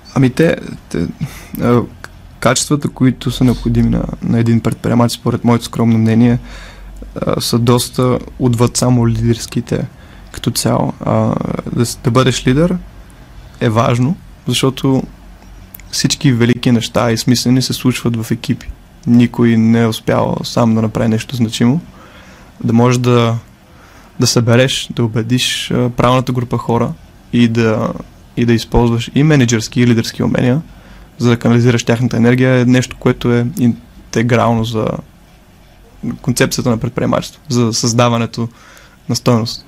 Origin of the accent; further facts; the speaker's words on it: Bulgaria; ние като българи сме